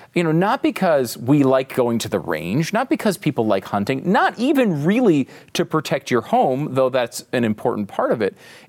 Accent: Connecticut, United States; I grew up in Connecticut, okay? No one I knew, I can't think of anybody that I knew that had guns or was a gun person.

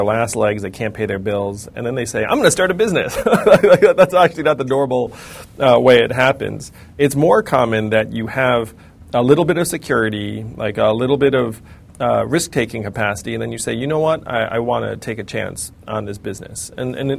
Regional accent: United States; I'm an American

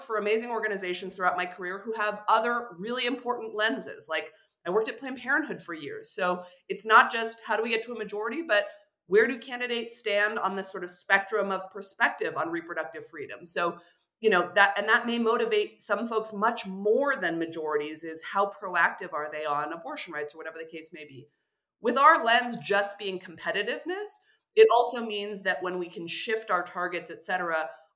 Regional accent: California, United States; California 13 is a 90-minute drive from my hometown

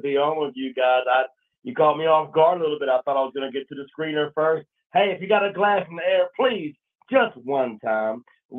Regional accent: Savannah, Georgia, United States; now in Wyoming, United States; I live in Wyoming. My 912 is from Savannah because I'm from Georgia. I've been born there, raised my whole life.

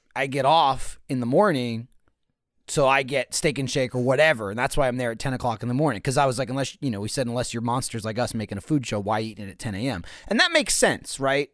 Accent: East Coast, United States; moved away; I grew up on the East Coast

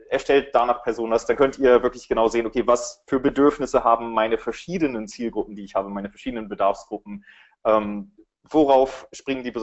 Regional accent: Berlin, Germany; für alle, die mich nicht kennen. Ich komme aus Berlin.

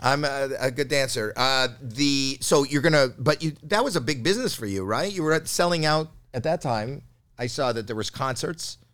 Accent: Canada; I'm Canadian

